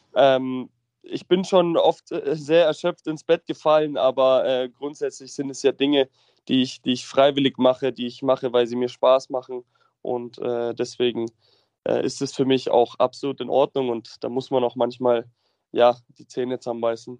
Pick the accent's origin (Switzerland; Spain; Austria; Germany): Germany; Munich, Bavaria; ich komme aus München und lebe auch aktuell in München